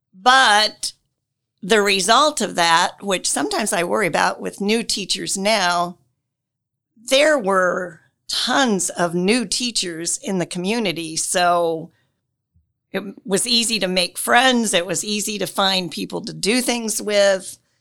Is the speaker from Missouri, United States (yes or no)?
no; Wells County, Indiana, United States; moved away as an adult; now in Marion, United States; I grew up in Wells County.